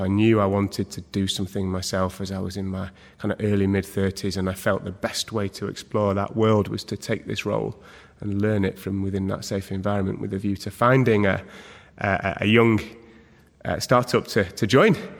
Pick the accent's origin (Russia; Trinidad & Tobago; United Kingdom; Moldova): United Kingdom; Manchester, North West England; born and bred in Manchester